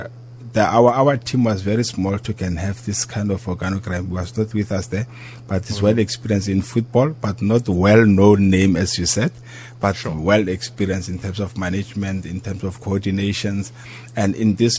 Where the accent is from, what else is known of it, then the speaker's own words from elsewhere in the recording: South Africa; as a South African